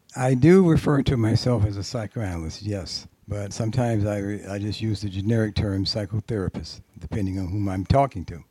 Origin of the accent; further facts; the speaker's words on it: Tallahassee, Florida, United States; now in New York, United States; I'm from Tallahassee, Florida, down in the South